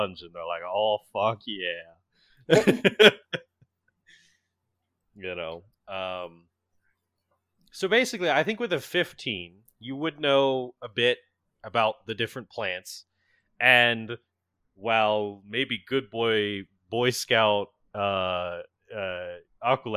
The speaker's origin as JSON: {"language": "English", "region": "Florida", "country": "United States", "tie": "born or raised there", "said": "I grew up in Florida"}